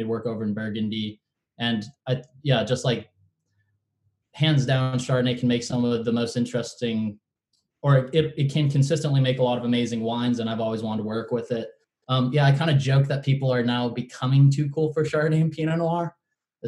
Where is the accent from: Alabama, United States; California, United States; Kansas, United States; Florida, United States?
California, United States; Davis; also born or lived in Santa Cruz, California; really I grew up in Davis, California